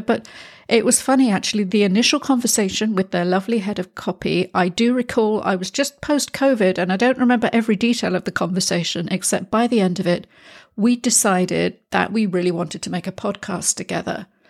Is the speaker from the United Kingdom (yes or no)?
yes; United Kingdom; now in Spain; I am a Brit living in Spain